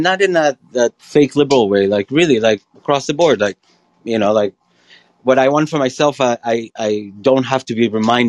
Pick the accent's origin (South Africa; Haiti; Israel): Israel; moved away; I grew up in Israel